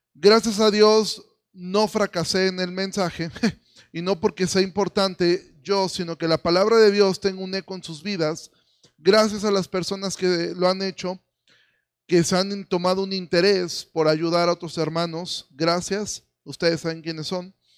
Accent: Mexico; nosotros como mexicanos

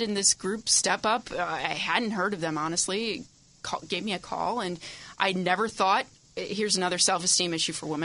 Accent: Chicago, Illinois, United States; moved away as an adult; now in Los Angeles, United States; I'm a Chicagoan

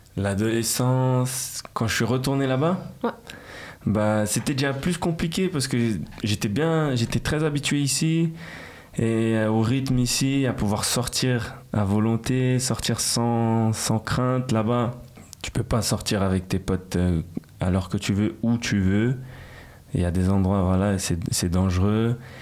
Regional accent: Geneva, Switzerland; French is a second language; also born or lived in São Paulo, Brazil; je suis genevois parce que voilà j'ai grandi aussi ici

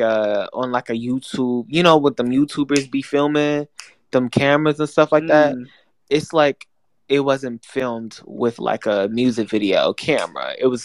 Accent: New Jersey, United States; No, I'm from Jersey.

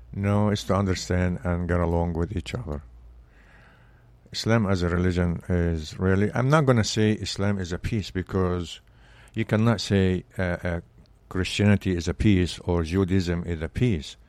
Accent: Belbeis, Sharqia, Egypt; English is a second language; moved away as an adult; now in United States; I grew up in Egypt, and, uh, s, was a small city

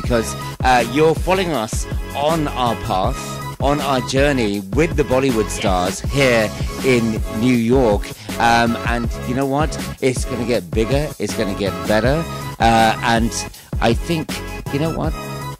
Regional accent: United Kingdom; UK. Originally, we're from India. Well, our background is.

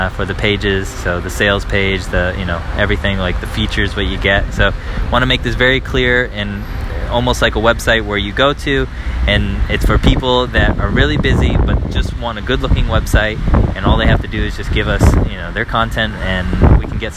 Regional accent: United States; moved away as an adult; now in Paris, France; I'm an American living here abroad with my wife and daughter

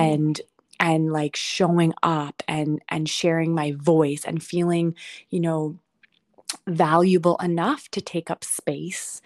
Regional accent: Toronto, Ontario, Canada; I decided I wanted to stay in Toronto, and I didn't even really know why, but come back to my hometown.

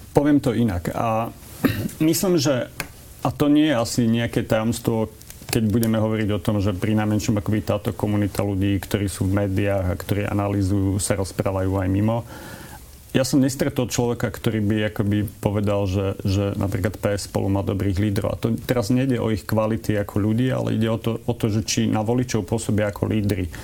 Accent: northern Slovakia, Slovakia; now in Bratislava, Slovakia; ako Slovák prichádzajúci zo severného Slovenska a, usadil, a usadil som sa v Bratislave

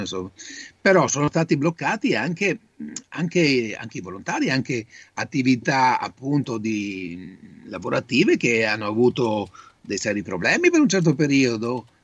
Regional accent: Italy; now in Padua, Italy; Il mio paese d'origine è Volgano, quindi ho un'esperienza non diretta perché abito a Padova da 45 anni

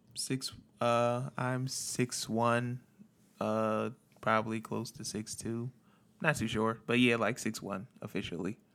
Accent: Philadelphia, Pennsylvania, United States; born or raised there; moved away as an adult; now in California, United States

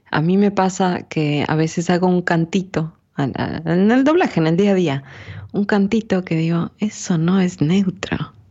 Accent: Sierra, Ecuador; accent: serrano; es muy cercano al mío. Sí. Al nuestro, digamos, de la sierra.

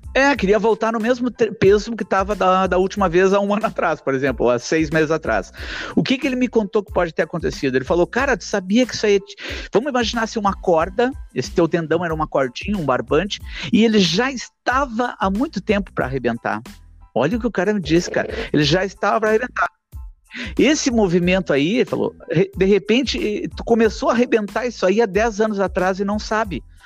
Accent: Porto Alegre, Rio Grande do Sul, Brazil; mim que nasci na Zona Norte aqui

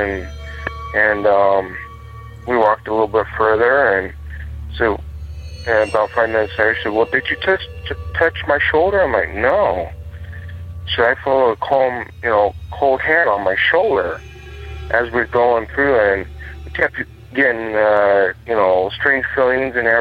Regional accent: Seligman, Arizona, United States; also born or lived in Holbrook, Arizona; now in Phoenix, United States; My hometown of Seligman, Arizona

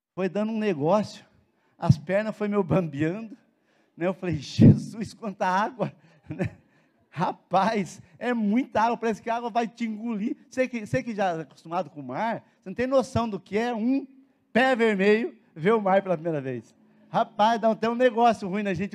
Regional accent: Brazil; nós somos brasileiros

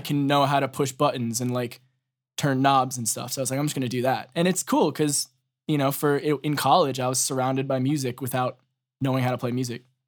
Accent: Boston, Massachusetts, United States; I'm from Ma, uh, Boston

